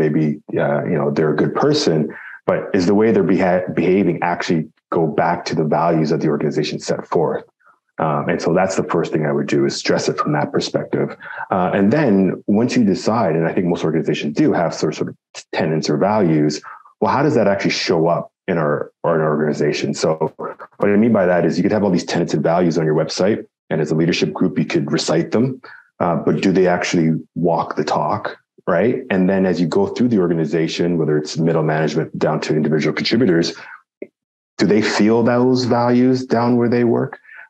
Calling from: Toronto, Ontario, Canada; Like you said, I'm here calling from Toronto, Ontario.

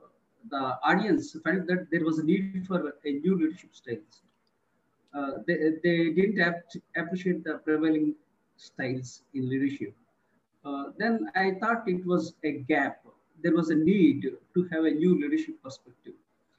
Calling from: India; I'm speaking from India.

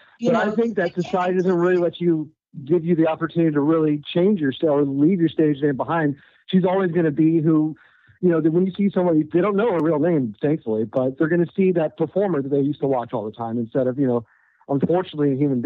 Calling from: Orlando, Florida, United States; It's … from Orlando, Florida.

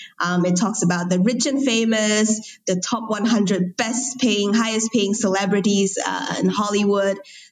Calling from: Kuala Lumpur, Federal Territory of Kuala Lumpur, Malaysia; I am recording here from Kuala Lumpur, Malaysia.

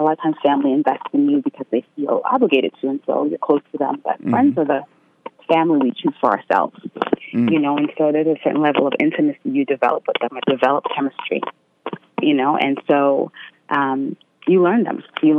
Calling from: Queens, New York, United States; I'm from Queens.

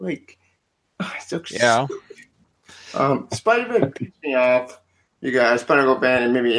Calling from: North Carolina, United States; North Carolina.

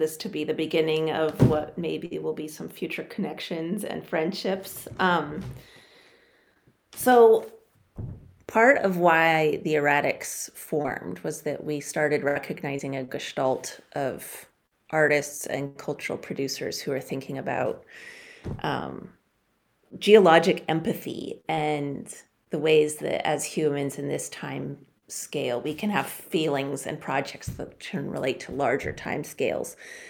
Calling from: Homer, Alaska, United States; I use both she, her, and they. I am calling in from the Nanilchik village sovereign land that is called Homer, Alaska.

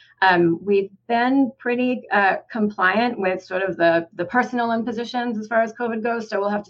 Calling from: Ithaca, New York, United States; also born or lived in Houston

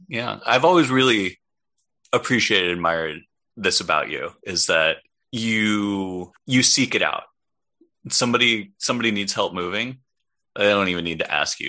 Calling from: New York City, New York, United States; I am calling in from Brooklyn, New York

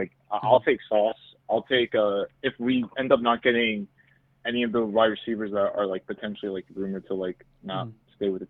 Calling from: New Jersey, United States; I'm calling from Jersey.

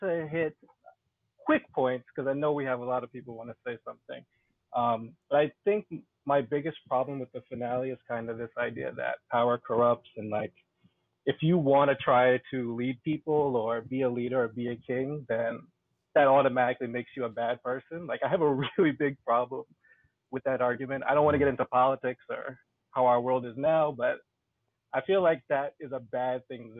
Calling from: New York City, New York, United States; New York City.

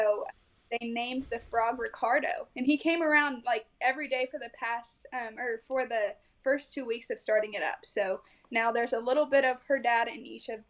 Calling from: Okarche, Oklahoma, United States; So we are located in Okarchee, Oklahoma. We have one warehouse, and that is where I'm at currently.

